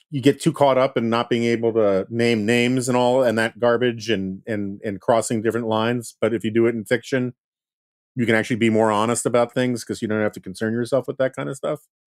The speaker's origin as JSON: {"language": "English", "region": "New York", "country": "United States", "said": "as a New Yorker"}